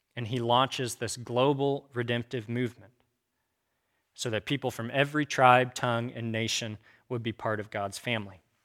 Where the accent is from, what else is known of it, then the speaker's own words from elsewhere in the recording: Kansas, United States; also born or lived in Abilene, Texas; I was raised in Kansas